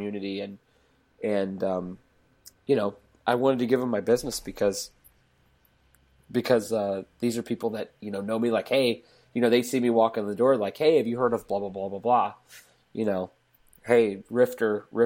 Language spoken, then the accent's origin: English; St. Louis, Missouri, United States; moved away; I'm originally from St. Louis, and we had like 5 fantasy shops back in, well, I mean, I think it was like 1 or 2 back in the 90s